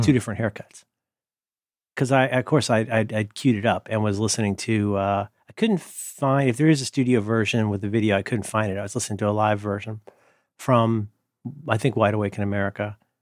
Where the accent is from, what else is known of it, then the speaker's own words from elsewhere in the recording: Ohio, United States; I'm from Ohio